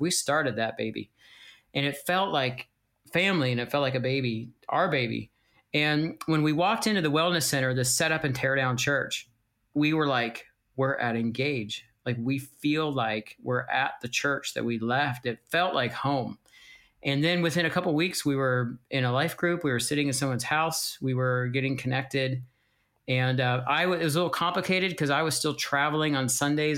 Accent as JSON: {"language": "English", "country": "United States", "also_born_or_lived": "Pennsylvania", "moved": "as an adult", "lives_now": "Welland, Canada", "said": "We are from the States. We moved here to Welland seven years ago"}